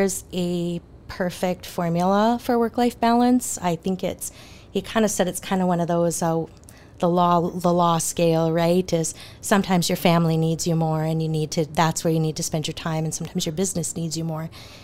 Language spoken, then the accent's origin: English; Minot, North Dakota, United States; now in Bismarck, United States; I'm born and raised in Minot, North Dakota